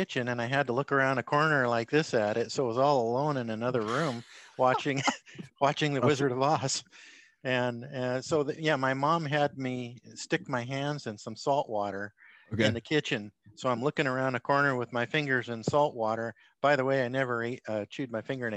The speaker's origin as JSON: {"language": "English", "town": "Portland", "region": "Oregon", "country": "United States", "tie": "born or raised there", "also_born_or_lived": "Medford, Oregon", "moved": "yes", "lives_now": "Arlington, United States", "said": "Born in Medford, Oregon. Went to high school in the Portland area. Always been on the West Coast."}